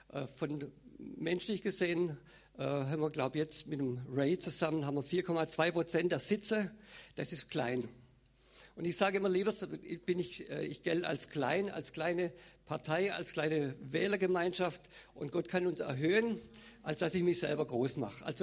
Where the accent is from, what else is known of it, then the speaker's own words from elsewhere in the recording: Baden-Württemberg, Germany; Also ich bin aufgewachsen, geboren im Schwarzwald.